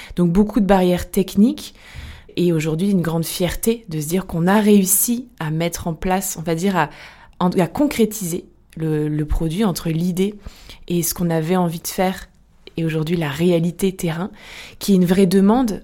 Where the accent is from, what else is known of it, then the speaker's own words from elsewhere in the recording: south of France, France; moved away as an adult; now in Lyon, France; Je viens du sud de la France